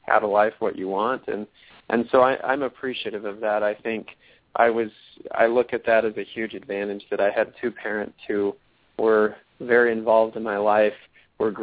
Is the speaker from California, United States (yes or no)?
no; Littleton, Colorado, United States; also born or lived in Logan, Utah; So I grew up in Littleton, Colorado, from the time I was five until I graduated from college and moved out of the house